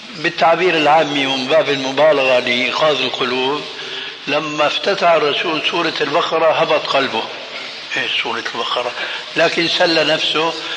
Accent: Damascus, Syria; عندنا في الشام

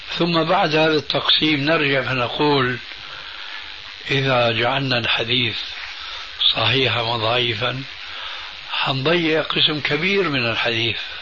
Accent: Syria; now in Jordan; عندنا بسوريا

